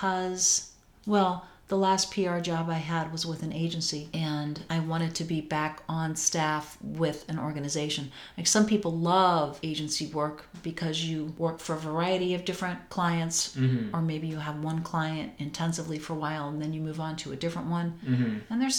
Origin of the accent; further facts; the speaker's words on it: Evanston, Illinois, United States; also born or lived in Glen Ellyn / Elmhurst / Oak Park; I was from Evanston